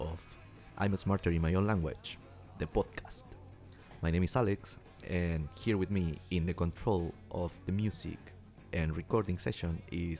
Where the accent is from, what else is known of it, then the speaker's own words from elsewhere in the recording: Chile; English is a second language; moved away as an adult; now in London, United Kingdom; I'm from Chile as well. I'm doing a PhD in biochemical engineering in UCL